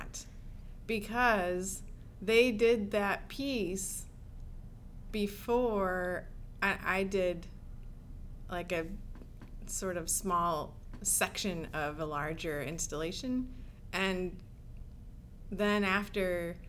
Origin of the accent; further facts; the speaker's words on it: Michigan, United States; moved away; also born or lived in Tennessee; I grew up mostly in Michigan.